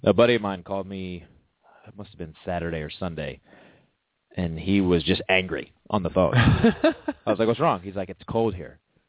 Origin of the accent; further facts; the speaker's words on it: Fairfax County, Virginia, United States; My home state. I grew up in Fairfax County, right outside Washington, D.C.